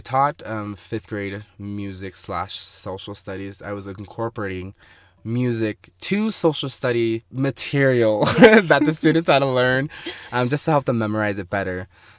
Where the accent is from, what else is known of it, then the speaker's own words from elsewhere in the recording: Salt Lake Valley, Utah, United States; I was born and raised here in the Salt Lake Valley. First generation in America. My parents are from Vietnam. So I'm like half Vietnamese. Like, I would say, like, 50% Vietnamese, and then I'm, like, African as well